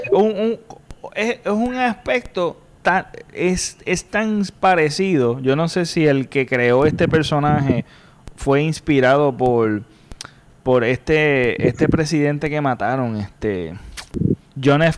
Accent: Puerto Rico; nosotros como puertorriqueños

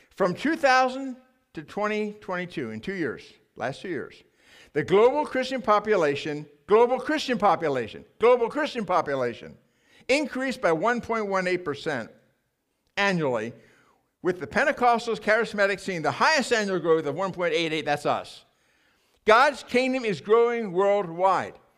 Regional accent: United States; I'm an American

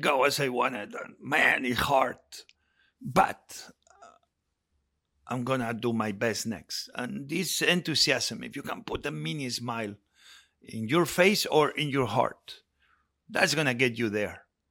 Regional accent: Spain; moved away; I grew up with it in Spain

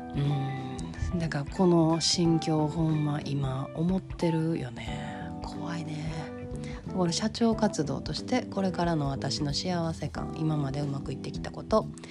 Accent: Kansai, Japan; accent: Kansai-ben

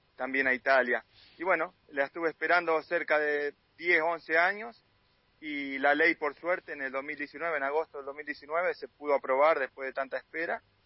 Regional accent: Guerrico, Buenos Aires Province, Argentina; moved away as an adult; also born or lived in Rosario; yo soy de un pueblo de 800 habitantes, de donde es Fernando Pacini, de Guerrero

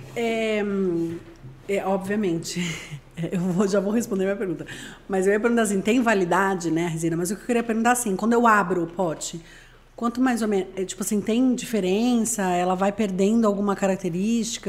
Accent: Santos, São Paulo, Brazil; now in São Paulo, Brazil; Eu sou de Santos

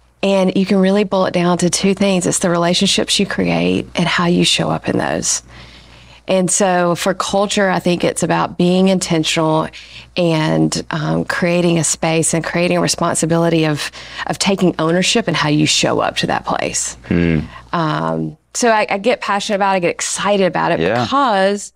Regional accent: Alabama, United States; now in Asheville, United States; I grew up in the South. I grew up in Alabama.

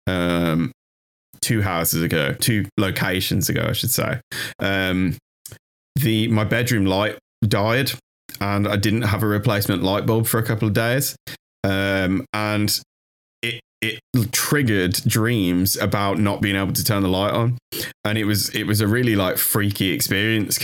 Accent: United Kingdom; we're British

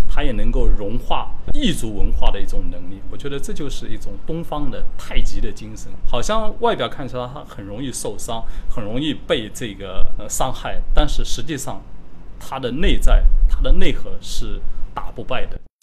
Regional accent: Yixing, Jiangsu, China; 我出生的那个地方就是江苏宜兴丁蜀镇，就是大家所熟知的中国南方的陶都。我，我是出生在家里的

